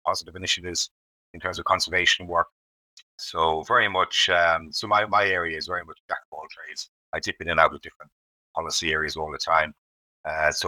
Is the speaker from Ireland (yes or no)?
yes; Ireland; now in United Kingdom; I grew up in Ireland